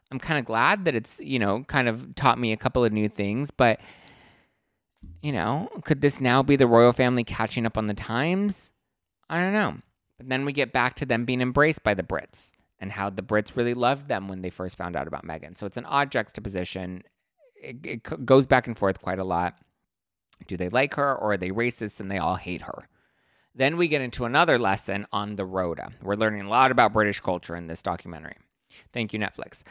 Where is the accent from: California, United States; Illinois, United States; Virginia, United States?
California, United States; Los Angeles; growing up in Los Angeles